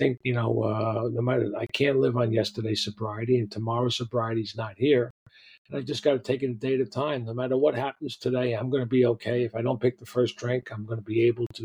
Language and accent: English; New York City, New York, United States; I grew up down on the Lower East Side. It was called the Lower East Side back then, and then it became the East Village. And, you know, I'm sort of born and raised on 4th and 2nd